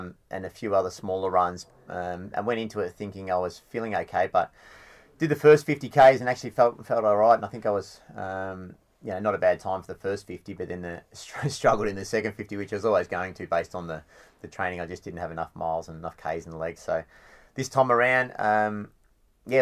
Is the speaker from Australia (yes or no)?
yes; Anglesea, Victoria, Australia; I grew up in Anglesey